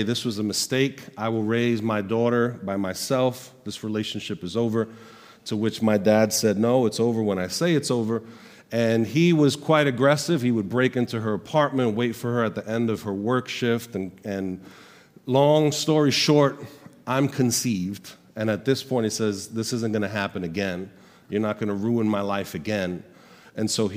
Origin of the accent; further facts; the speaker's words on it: New York City, New York, United States; also born or lived in Puerto Rico; I grew up in Sunset Park, Brooklyn